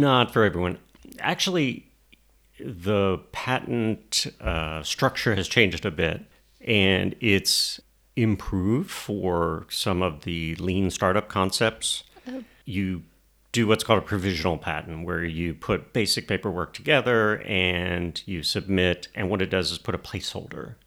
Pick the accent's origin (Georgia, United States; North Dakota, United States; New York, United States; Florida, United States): Georgia, United States; Albany; now in Atlanta, United States; I grew up in Albany, Georgia, um, but came to Atlanta to go to school, and then um, you know started my career here.